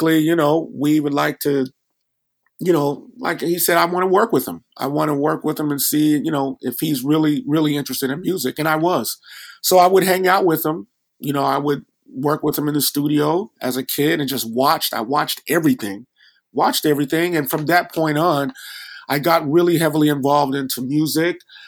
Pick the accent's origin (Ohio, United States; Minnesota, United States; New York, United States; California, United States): California, United States; Los Angeles; I grew up in Los Angeles